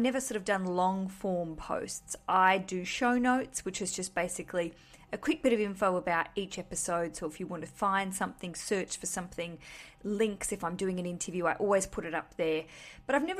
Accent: Australia; now in London, United Kingdom; I'm Australian. I live in London.

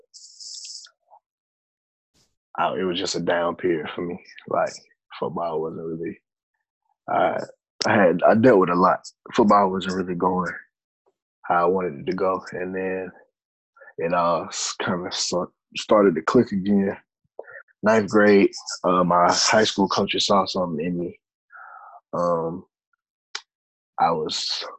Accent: Spartanburg, South Carolina, United States; moved away; also born or lived in Virginia; I'm from Spartanburg, South Carolina. I went to Dorman High School, started playing football around age, six or seven

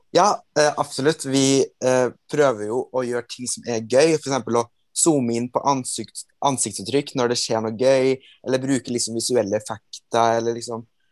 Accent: Trøndelag, Norway; Jeg er fra Trøndelag

